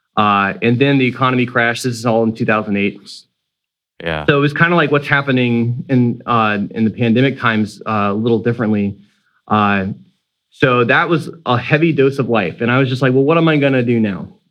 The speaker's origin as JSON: {"language": "English", "town": "Sanford", "region": "Florida", "country": "United States", "said": "I'm from Sanford, Florida, which is a city that's just north of Orlando"}